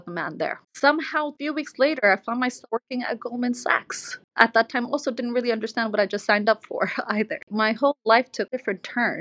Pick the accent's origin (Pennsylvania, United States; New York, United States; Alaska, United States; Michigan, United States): New York, United States; New York City; also born or lived in Philippines / Bangladesh; At 2 years old, moved to Bangladesh, and then moved to New York City when I was 4 years old.